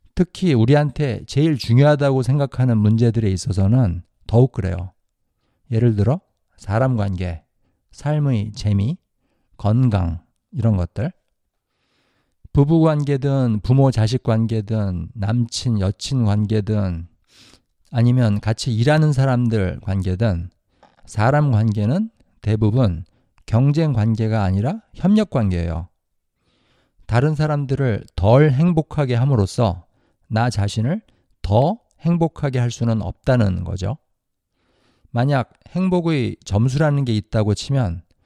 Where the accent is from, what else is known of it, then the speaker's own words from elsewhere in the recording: South Korea; moved away; 저는 한국에서 자랐으니까 한국에서 학교를 다녔어요.